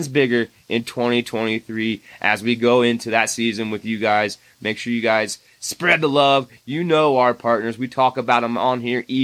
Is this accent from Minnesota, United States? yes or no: no; Indiana, United States; moved away; my home state of Indiana